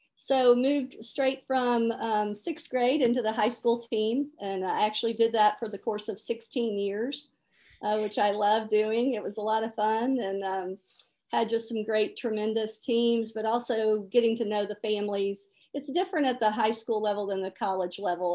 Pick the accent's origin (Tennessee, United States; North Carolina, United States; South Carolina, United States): Tennessee, United States; Memphis; moved away as an adult; I grew up in Memphis, Tennessee